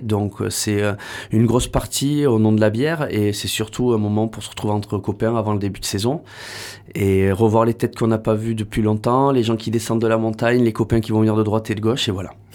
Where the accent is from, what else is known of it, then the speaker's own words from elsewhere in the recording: Bayonne / Hossegor area, Landes, Nouvelle-Aquitaine, France; also born or lived in Pyrenees; je suis né à Bayonne. J'ai eu la chance de grandir la moitié de l'année ici, la moitié de l'année dans les, euh, dans les Pyrénées.